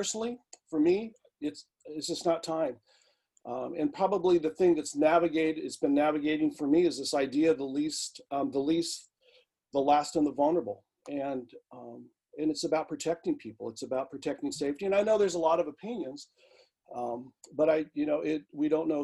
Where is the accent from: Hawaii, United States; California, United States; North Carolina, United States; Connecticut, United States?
Hawaii, United States; Native Hawaiian, United States; now in Vancouver, Washington, United States; being Native Hawaiian, being Indigenous